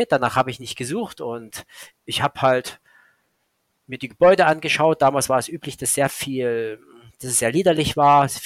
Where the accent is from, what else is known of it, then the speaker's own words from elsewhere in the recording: Saxony, Germany; Ich war damals in der Dresdner Gegend, weil es halt meine Heimat ist